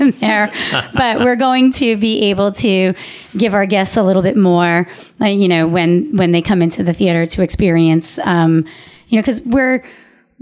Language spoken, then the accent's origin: English; Long Island, New York, United States; to grow up on Long Island, seeing shows